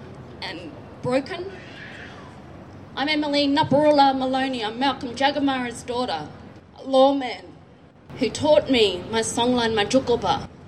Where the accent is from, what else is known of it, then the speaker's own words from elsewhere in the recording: Willowra, Northern Territory, Australia; also born or lived in Yuendumu / Lajamanu / Papunya; We're from Willara, but our mob are also in Yundamu, Lajimanu, Papanya.